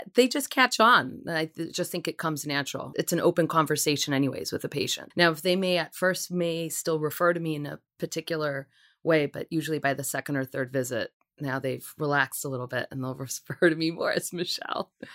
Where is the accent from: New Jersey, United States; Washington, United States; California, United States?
Washington, United States; Seattle; moved away as an adult; also born or lived in Puerto Rico / Long Island, New York; now in New York City, United States; I was born and raised in Puerto Rico, lived there for about seven years before I moved out to the West Coast, Seattle, Washington.